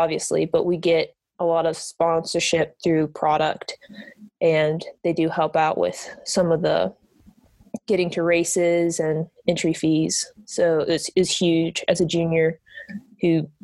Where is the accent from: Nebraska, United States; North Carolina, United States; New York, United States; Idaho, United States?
North Carolina, United States; Valdese; my hometown, Valdez, North Carolina.